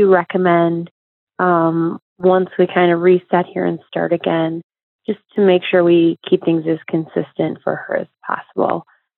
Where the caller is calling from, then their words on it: Madison, Wisconsin, United States; I'm calling from Madison, Wisconsin.